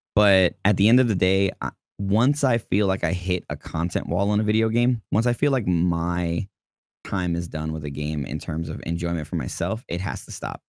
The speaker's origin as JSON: {"language": "English", "town": "New York City", "region": "New York", "country": "United States", "tie": "born or raised there"}